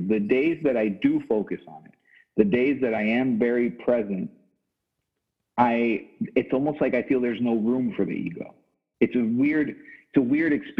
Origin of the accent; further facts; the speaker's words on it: Miami, Florida, United States; me living in Miami and growing up in Miami